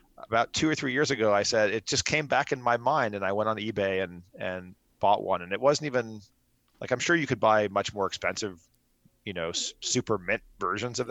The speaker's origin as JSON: {"language": "English", "town": "Miami", "region": "Florida", "country": "United States", "tie": "born or raised there", "said": "I grew up in Miami, Florida"}